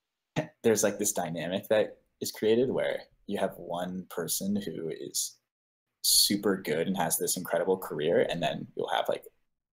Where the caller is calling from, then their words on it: Chicago, Illinois, United States; Chicago, Illinois.